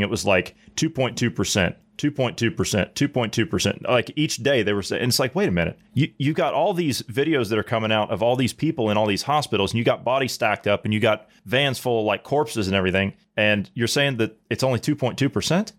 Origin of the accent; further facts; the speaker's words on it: Ohio, United States; moved away; I'm from Ohio